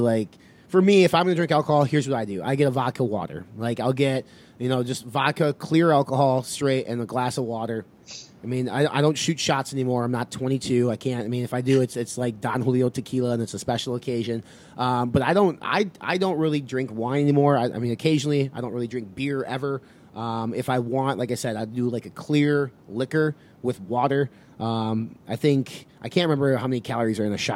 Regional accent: Wisconsin, United States; moved away

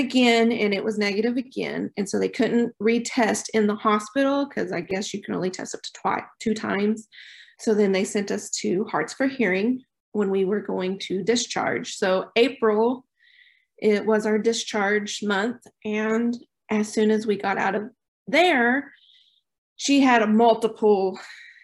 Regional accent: Oklahoma Panhandle, United States; moved away as an adult; now in Choctaw, United States; We're originally from the Oklahoma Panhandle

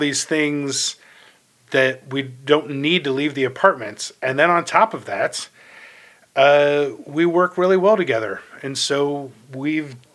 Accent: Ohio, United States; now in New York, United States; I'm from Ohio originally, and my parents are still there

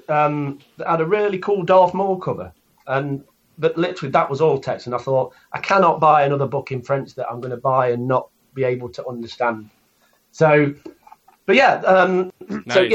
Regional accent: England, United Kingdom; being English

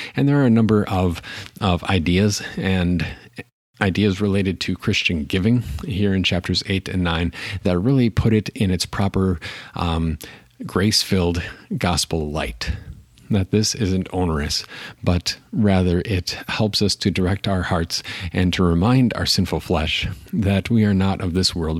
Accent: Appleton, Wisconsin, United States; I grew up in Appleton, Wisconsin

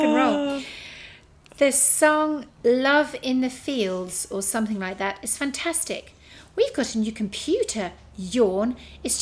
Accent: England, United Kingdom; now in Australia; we're English

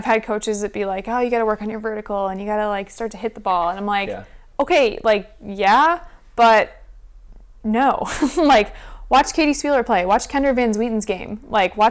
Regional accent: Michigan, United States; moved away; also born or lived in Florida; growing up in Michigan and then moving to Florida

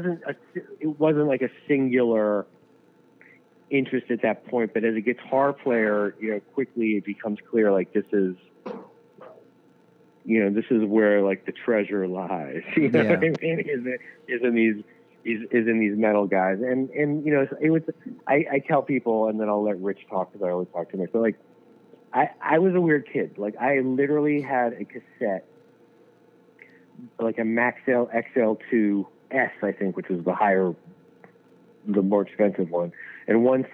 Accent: New York City, New York, United States; I grew up in New York City.

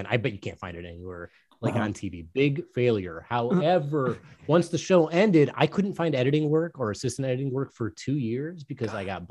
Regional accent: Northville, Michigan, United States; Northville. Yeah, that's right. That's where I spent my formative years

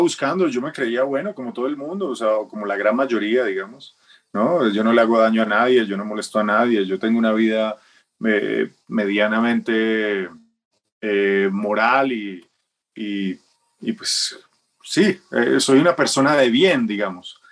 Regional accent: Manizales, Caldas, Colombia; yo soy de Manizales. Yo nací en Manizales

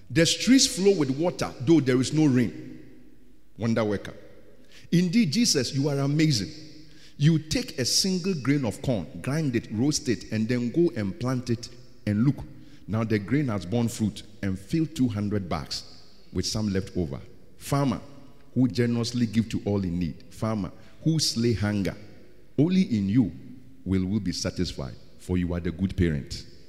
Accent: Ghana; I'm a Ghanaian

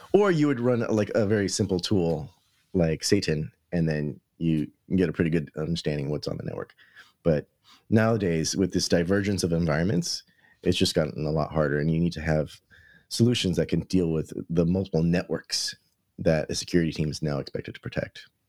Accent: New York City, New York, United States; as a New Yorker

